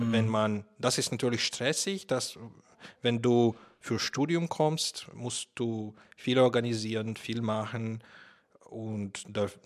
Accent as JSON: {"language": "German", "country": "Latvia", "tie": "born or raised there", "also_born_or_lived": "Russia", "second_language": "German", "moved": "yes", "lives_now": "Germany", "said": "Ich bin in Lettland aufgewachsen ich habe in Russland sehr, sehr lange gelebt und dort in die Schule gegangen, danach in, an der Uni studiert. Und jetzt bin ich in Deutschland seit vier Jahren."}